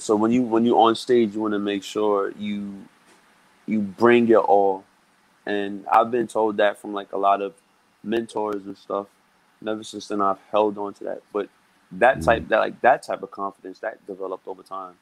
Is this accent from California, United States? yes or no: no; New York City, New York, United States; I grew up in Brooklyn, New York. I've been living mm-hmm. here my whole life.